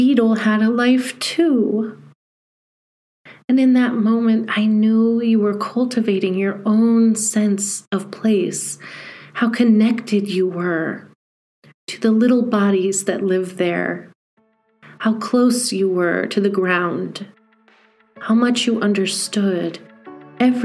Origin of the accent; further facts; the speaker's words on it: Montana, United States; Growing up in Montana is a singular privilege, especially in the early days